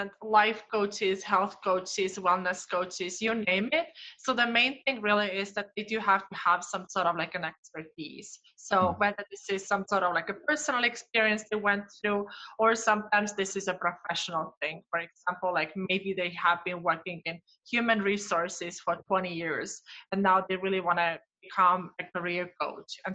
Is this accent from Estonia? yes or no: yes; Estonia; moved away as an adult; now in Twin Cities, United States; I grew up in Northeastern Europe, so in Estonia, and I've been here in Twin Cities almost 4 years so far